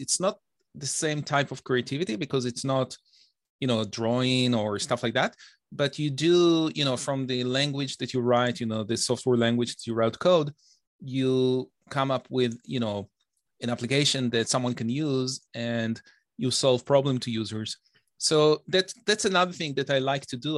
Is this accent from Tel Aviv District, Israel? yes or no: yes; Bnei Brak, Tel Aviv District, Israel; accent: Israeli; moved away as an adult; also born or lived in Detroit, United States; now in Toronto, Canada; I was, uh, born and raised in Israel